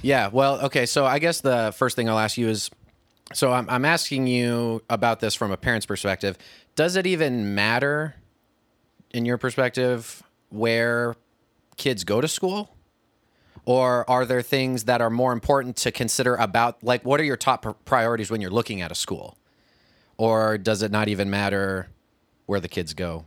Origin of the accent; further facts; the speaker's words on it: Kirksville, Missouri, United States; I went to college in my hometown